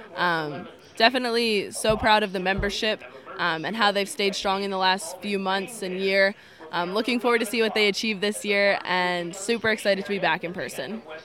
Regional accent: Lancaster County, Pennsylvania, United States; I'm from the Grassland FFA chapter in Lancaster County.

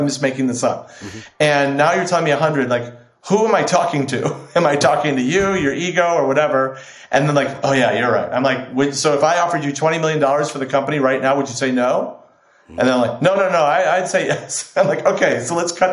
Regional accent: Chicago, Illinois, United States; now in Los Angeles, United States; I grew up in Chicago

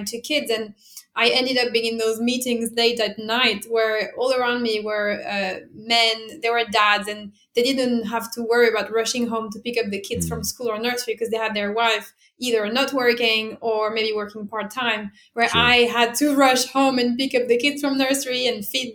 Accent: France; English is a second language; moved away as an adult; also born or lived in Italy; now in London, United Kingdom; I was born and bred in France, like, as you can probably hear from my accent

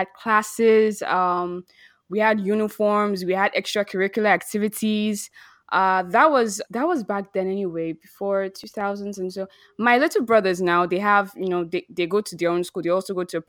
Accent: Lagos, Nigeria; also born or lived in Benin City; My dad is Edo, my mom is Akwa Ibom. I grew up in Lagos

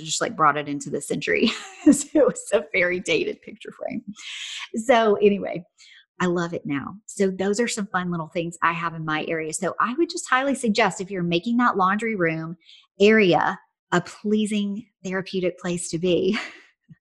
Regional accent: Tennessee, United States; I'm from Tennessee

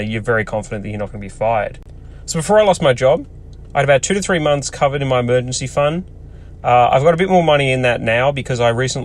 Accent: Australia; I'm Australian

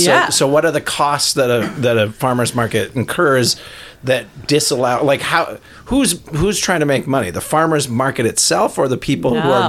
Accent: Elk River, Minnesota, United States; thinking back on my childhood in Elk River

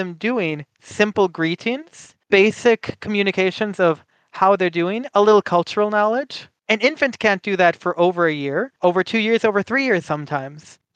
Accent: Midwestern United States, United States; first language English; I was born and raised in the Midwestern United States.

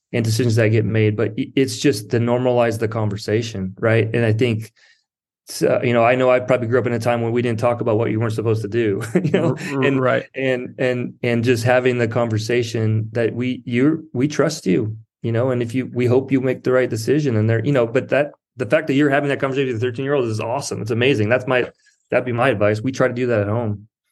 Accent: South Dakota, United States; moved away as an adult; also born or lived in Marina, California / Berkeley, California; now in Pacific Grove, United States; I grew up in South Dakota.

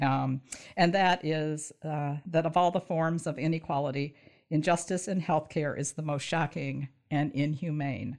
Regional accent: Michigan, United States; also born or lived in southern Indiana / northern Kentucky; I grew up in Michigan

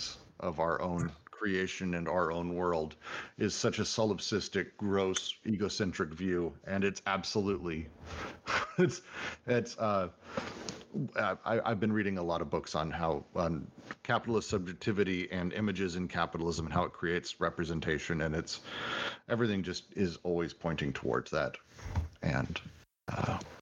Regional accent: Colorado, United States; I grew up in Colorado

